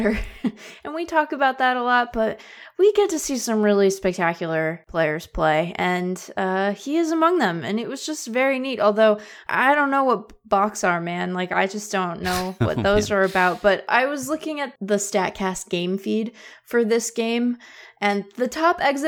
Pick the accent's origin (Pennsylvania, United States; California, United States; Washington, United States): Washington, United States; Seattle; I grew up in Seattle